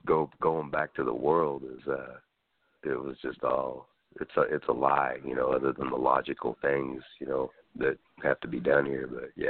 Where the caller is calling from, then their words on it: California, United States; I'm calling from California, yeah.